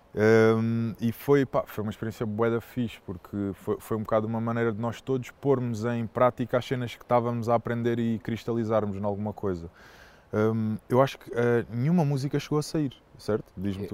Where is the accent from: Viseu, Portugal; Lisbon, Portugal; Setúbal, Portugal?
Setúbal, Portugal; moved away; also born or lived in Oeiras / Alenquer / Cascais; Eu considero, considero Setúbal a minha terra no sentido do sítio onde eu, onde eu cresci